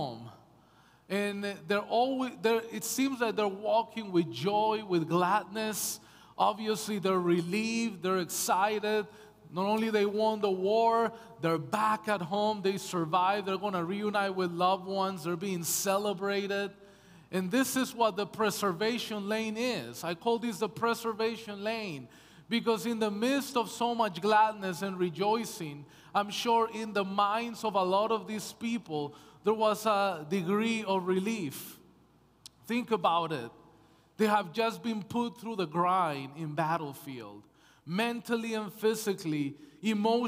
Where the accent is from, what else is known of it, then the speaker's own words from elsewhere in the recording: United States; moved away as an adult; also born or lived in Canada; now in British Columbia, Canada; I'm American, my wife is Canadian